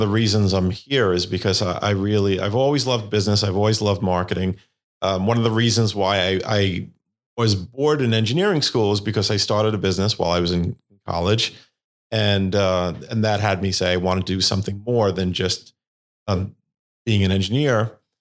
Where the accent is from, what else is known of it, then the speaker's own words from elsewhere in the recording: New York City, New York, United States; I'm from Staten Island, New York. and that's where I grew up.